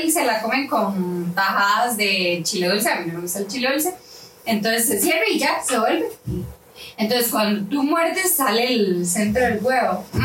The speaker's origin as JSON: {"language": "Spanish", "country": "Costa Rica", "said": "todos los que somos ticos."}